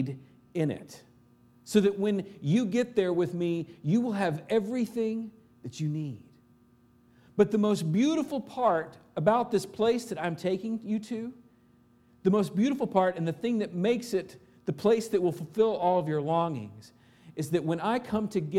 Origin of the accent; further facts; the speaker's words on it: Arkansas, United States; moved away; back home in Arkansas